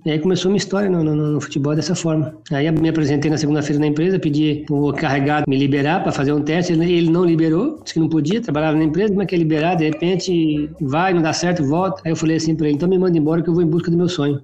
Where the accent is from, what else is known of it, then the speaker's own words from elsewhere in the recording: Presidente Bernardes, São Paulo, Brazil; Eu sou natural de Presidente Bernardes, né? Aqui próximo a Presidente Prudente, onde resido hoje